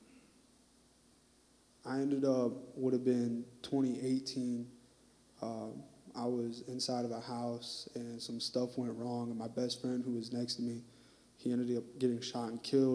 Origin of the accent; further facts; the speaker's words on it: Fort Wayne, Indiana, United States; moved away as an adult; now in Terre Haute, United States; I'm from Fort Wayne, Indiana. And so that's up northeast, top corner where it's cold.